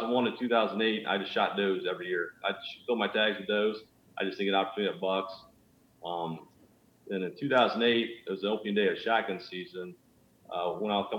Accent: Northwest Ohio, United States; I'm from Northwest Ohio. I was always an outdoors kid. Growing up, my family didn't really deer hunt at all

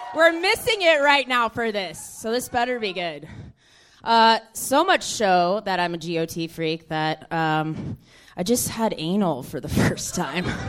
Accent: Houston, Texas, United States; I am from the South. Actually, I'm uh-huh. from Houston, Texas.

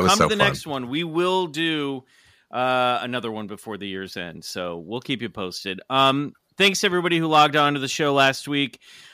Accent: Kansas, United States; where I grew up in Kansas

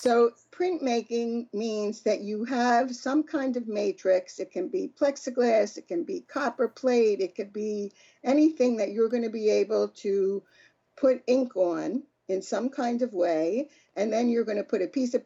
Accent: Philadelphia, Pennsylvania, United States; I grew up in Philadelphia.

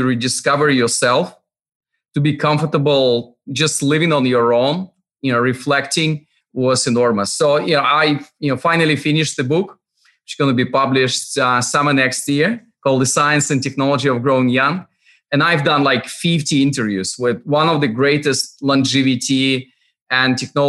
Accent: Russian Far East, Russia; moved away; also born or lived in Moscow / United Kingdom; I was born in far east of Russia, actually on the other side of Pacific Ocean. my home, and I'm always joking that it was, you know, I was born not in the middle of nowhere, but like in the end of nowhere. Yep. My hometown, like 15,000 people

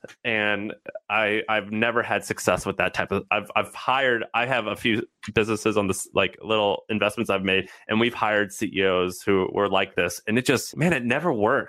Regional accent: Missouri, United States; now in San Francisco, United States; I'm from Missouri, so I'm not from like this fancy San Francisco stuff like I live now.

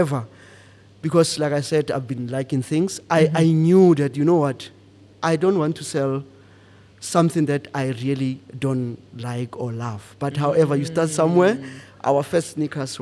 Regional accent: Pretoria, Gauteng, South Africa; moved away as an adult; also born or lived in Rustenburg; now in Johannesburg, South Africa; I'm from Pretoria.

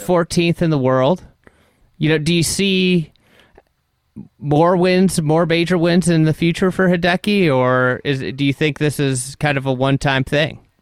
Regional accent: United States; as an American

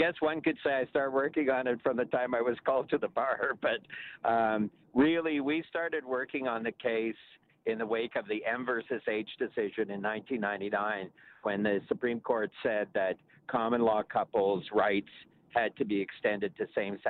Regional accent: Elliot Lake, Ontario, Canada; when I was a little kid growing up in Elliott Lake

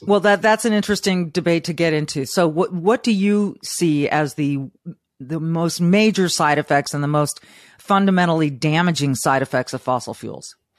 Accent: Southern California, United States; I grew up in Southern California.

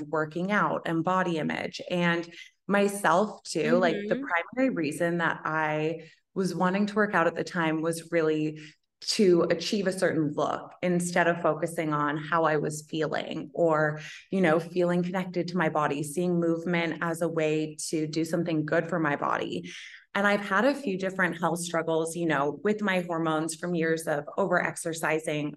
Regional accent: Toronto, Ontario, Canada; moved away as an adult; now in Australia; I was living in Toronto. So I'm from Toronto originally.

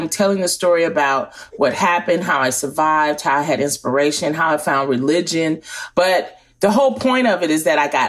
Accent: Detroit, Michigan, United States; In Detroit, Michigan, where I grew up

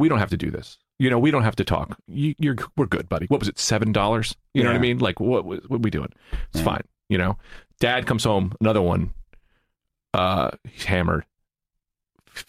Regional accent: Bloomfield, New Jersey, United States; I grew up in Bloomfield, New Jersey. I grew up a block out of East Orange in Newark, New Jersey.

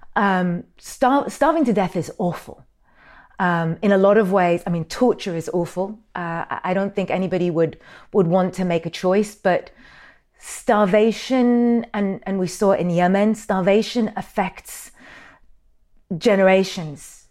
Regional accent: Sudan; I'm from Sudan.

